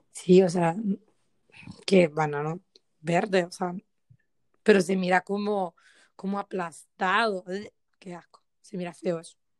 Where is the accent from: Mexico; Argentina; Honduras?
Honduras; todos somos hondureños